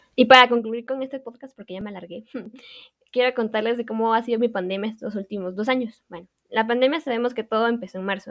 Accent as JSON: {"language": "Spanish", "region": "Quetzaltenango", "country": "Guatemala", "tie": "born or raised there", "said": "soy originaria de Quetzaltenango"}